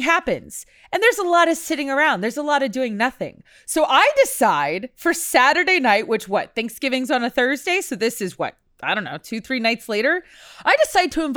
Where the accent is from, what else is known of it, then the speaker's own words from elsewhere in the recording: Houston, Texas, United States; the roller rink that I grew up going to here in Houston